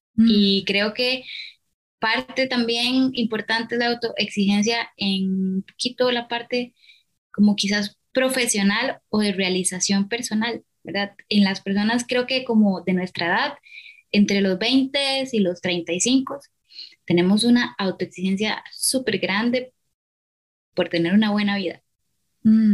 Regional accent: Costa Rica; soy psicóloga de Costa Rica

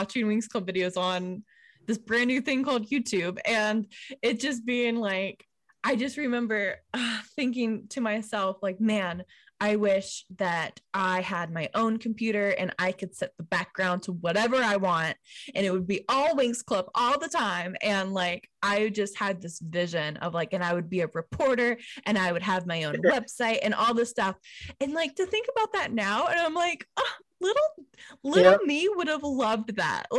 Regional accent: United States; growing up in America

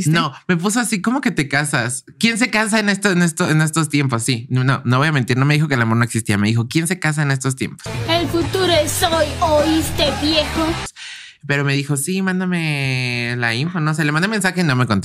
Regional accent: Mexico City, Mexico; Sí, soy de la Ciudad de México.

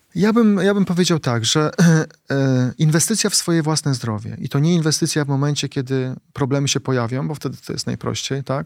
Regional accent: Płock, Masovian Voivodeship, Poland; moved away; wracam do mojego rodzinnego Płocka i spotykam moich kolegów, e, gdzie się wychowaliśmy na bloku, blokowisku

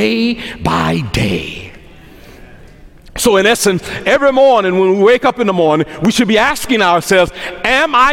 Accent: Memphis, Tennessee, United States; accent: Memphis dialect; moved away; I grew up in Memphis, Tennessee

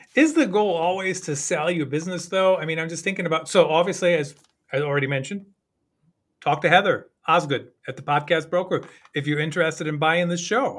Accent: Germany; moved away; growing up in Germany

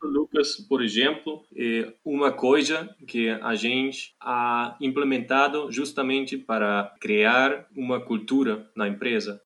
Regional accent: Germany; Portuguese is a second language; also born or lived in Munich; sou alemão, moro na cidade de Munique

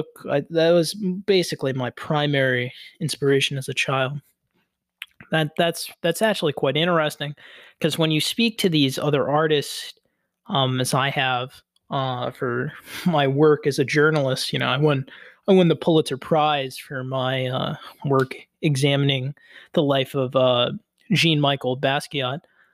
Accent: Coral City, Florida, United States; I grew up in Coral City, which is sort of a small outskirt of Miami.

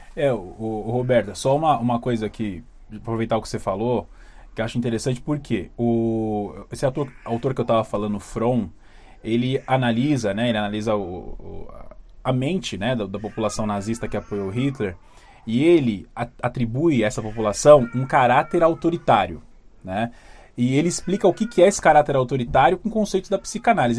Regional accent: São Paulo, Brazil; a gente é aqui de São Paulo

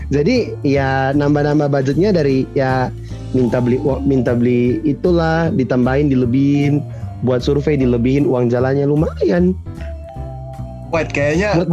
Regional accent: Manado, North Sulawesi, Indonesia; aku anak rantau kan, Kamire juga anak rantau kan. Iya, kita anak rantau dari Manado.

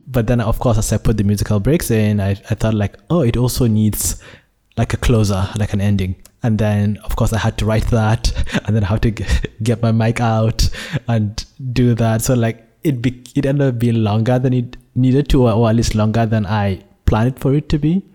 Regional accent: Nigeria; born or raised there; now in Malaysia

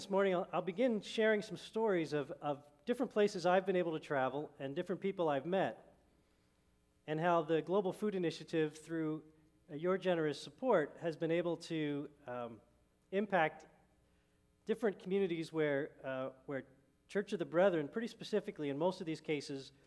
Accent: Lebanon, United States; moved away; I'm from Lebanon, grew up in Lebanon

